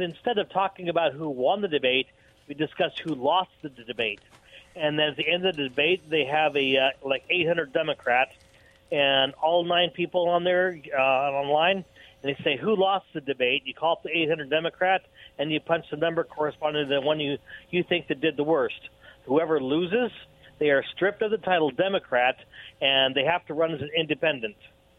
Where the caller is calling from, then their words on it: Kennewick, Washington, United States; Oh, James in Kennewick.